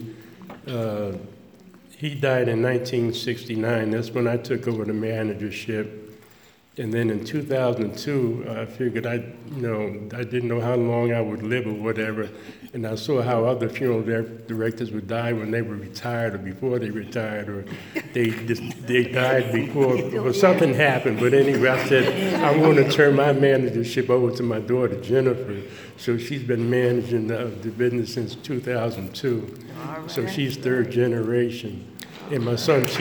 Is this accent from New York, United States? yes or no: yes; White Plains, New York, United States; born in St. Agnes Hospital in White Plains.